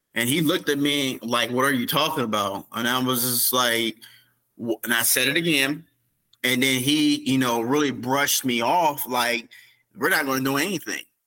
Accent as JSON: {"language": "English", "town": "South Bend", "region": "Indiana", "country": "United States", "tie": "born or raised there", "said": "this is my hometown. This is where I live. This is where I'm raising my son at right now. This is where I was raised"}